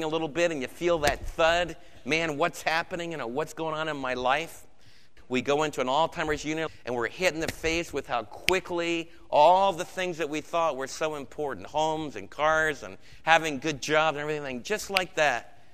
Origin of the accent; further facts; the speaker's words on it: United States; for us as Americans